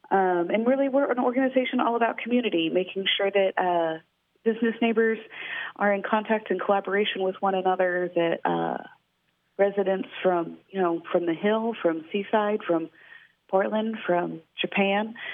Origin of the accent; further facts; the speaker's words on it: Central Texas, United States; moved away as an adult; now in Astoria, United States; I'm originally from Central Texas and I've been on the West Coast for um, gosh, probably going on seven years now, four years in Astoria.